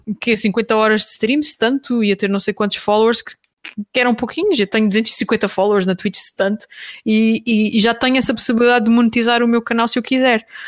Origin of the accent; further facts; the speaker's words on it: Terceira Island, Azores, Portugal; moved away as an adult; now in Lisbon, Portugal; eu sou açoriana, eh, nasci na Ilha Terceira